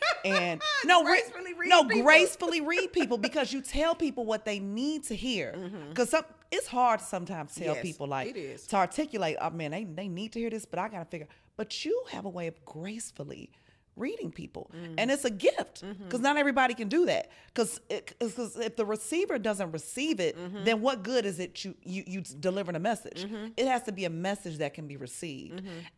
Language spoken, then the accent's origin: English; Chicago, Illinois, United States; I'm still a Scorpio. And I'm from Chicago, okay?